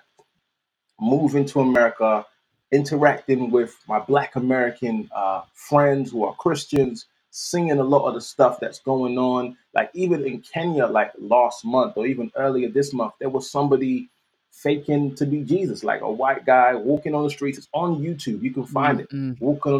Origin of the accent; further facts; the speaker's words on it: London, United Kingdom; I'm from South, Southwest, SW16.